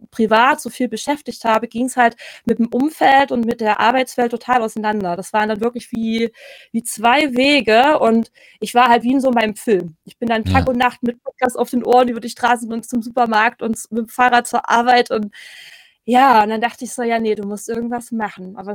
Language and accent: German; Thuringia, Germany; ich komme ursprünglich aus Thüringen, ähm, in der Nähe von Erfurt so ein Stündchen